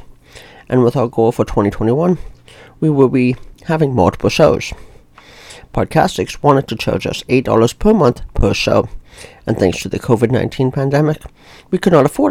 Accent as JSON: {"language": "English", "region": "Ontario", "country": "Canada", "said": "I'm from Ontario, Canada"}